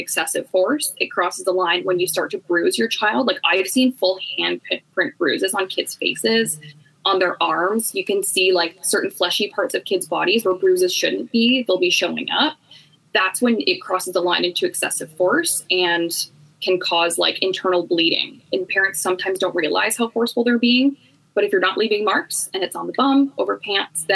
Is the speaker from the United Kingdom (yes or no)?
no; Canada; I am from Canada